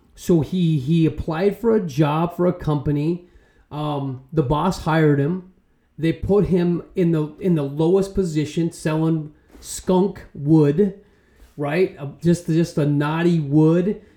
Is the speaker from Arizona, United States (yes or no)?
yes; Arizona, United States; I'm from Arizona